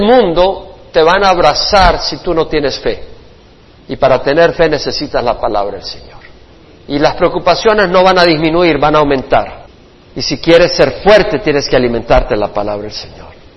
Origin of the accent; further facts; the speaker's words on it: El Salvador; also born or lived in Florida / Houston / Georgia / South Carolina; now in California, United States; Del Salvador por la guerra salimos